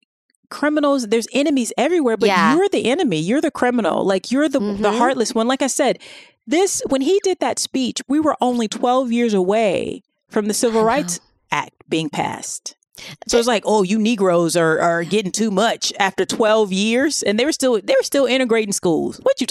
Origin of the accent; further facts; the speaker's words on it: the South, United States; I'm from the South. The majority of the white people I know are actually poor.